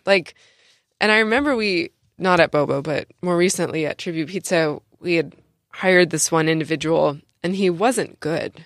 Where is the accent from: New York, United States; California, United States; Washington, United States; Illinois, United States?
California, United States; San Diego; I'm from San Diego